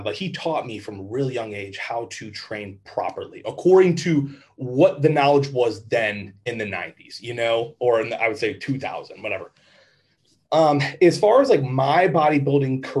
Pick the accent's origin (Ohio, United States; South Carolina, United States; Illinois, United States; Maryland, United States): Ohio, United States; Avon Lake; I'm from Avon Lake, Ohio, which is 20 minutes west of Cleveland. Not a very exciting area, but honestly, very nice, very safe. It's, you know, your typical suburban town.